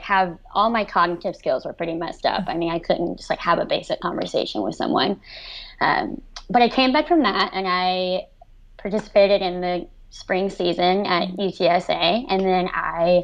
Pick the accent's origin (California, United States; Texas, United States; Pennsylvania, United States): Texas, United States; Houston; now in Athens, United States; I grew up in the suburban area of Houston, Texas